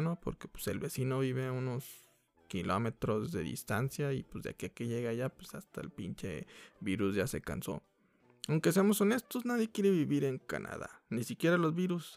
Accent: Mexico; como mexicanos

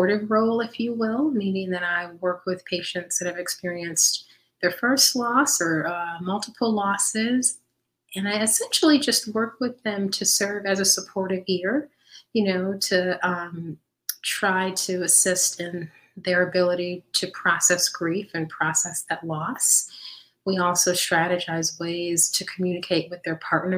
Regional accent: Midwest, United States; I was born and raised in the Midwest

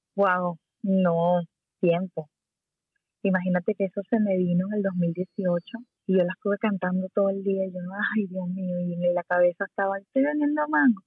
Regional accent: Puerto La Cruz, Anzoátegui, Venezuela; moved away as an adult; also born or lived in Caracas, Venezuela; now in Miami, United States; yo soy de Puerto La Cruz, me fui a Caracas a los 18

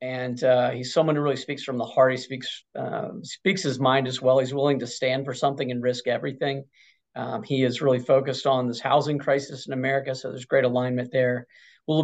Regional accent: Norfolk, Virginia, United States; also born or lived in Chapel Hill, North Carolina; I'm from the Norfolk, Virginia area. Went to a school there called Norfolk Academy

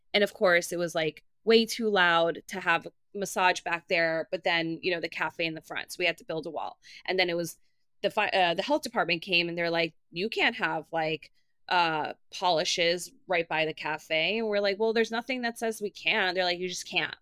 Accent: New York City, New York, United States; I'm from Queens. I came to the city when I was seventeen years old

